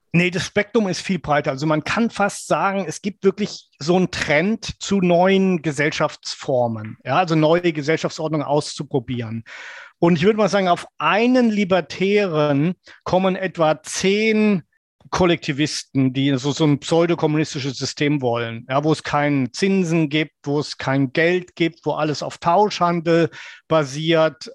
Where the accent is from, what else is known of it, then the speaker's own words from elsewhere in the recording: West Germany, Germany; als junger Mann, dass ähm, als Wessi